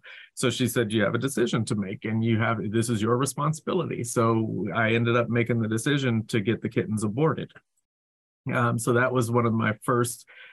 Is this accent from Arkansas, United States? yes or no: no; North Carolina, United States; I grew up in North Carolina